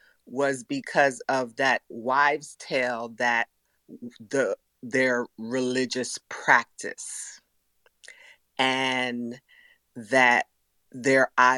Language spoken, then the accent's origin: English; New York City, New York, United States; also born or lived in Caribbean; I grew up in New York City from the Caribbean.